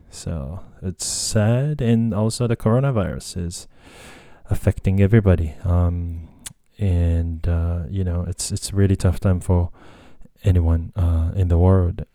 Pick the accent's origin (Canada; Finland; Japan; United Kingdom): Japan; English is a second language; also born or lived in United States; I was just born and raised in Japan